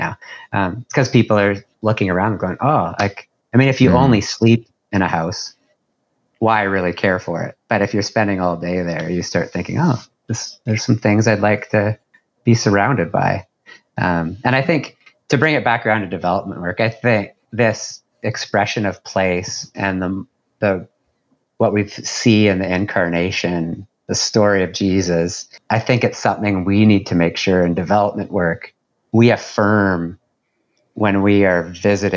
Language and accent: English; White Rock, British Columbia, Canada; moved away as an adult; now in Dartmouth, Canada; I grew up in White Rock in the Vancouver area, in the suburb of Vancouver